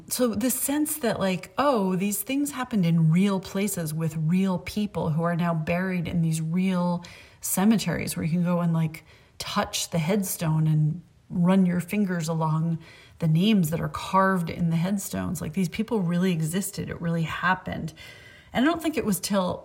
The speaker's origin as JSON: {"language": "English", "town": "Concord", "region": "Massachusetts", "country": "United States", "tie": "born or raised there", "said": "growing up in Concord, Massachusetts, and especially being a kid like 8, 9, 10"}